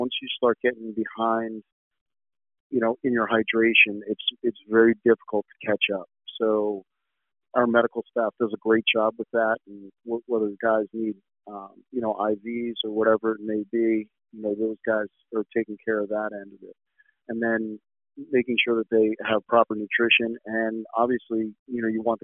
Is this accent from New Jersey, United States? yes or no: yes; New Jersey, United States; growing up in New Jersey